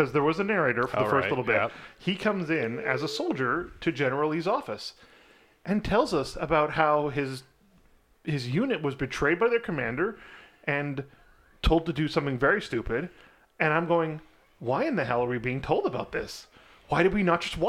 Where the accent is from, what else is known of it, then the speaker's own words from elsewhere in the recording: Canada; Being a Canadian